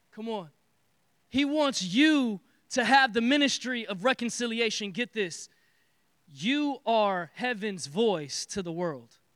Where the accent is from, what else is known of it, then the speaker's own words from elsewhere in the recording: Detroit, Michigan, United States; I am from Detroit